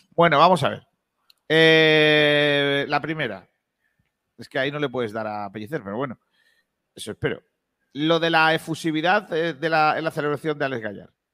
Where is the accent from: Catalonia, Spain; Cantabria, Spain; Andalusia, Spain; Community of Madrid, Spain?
Andalusia, Spain; Rincón de la Victoria